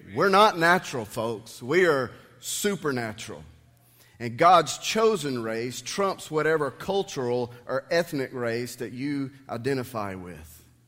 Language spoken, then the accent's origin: English; United States; I'm a Christian who has been blessed to be able to live in the United States of America.